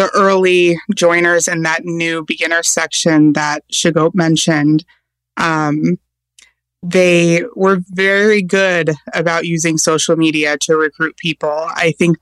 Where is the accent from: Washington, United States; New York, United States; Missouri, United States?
Washington, United States; Seattle; where I was growing up in the Seattle area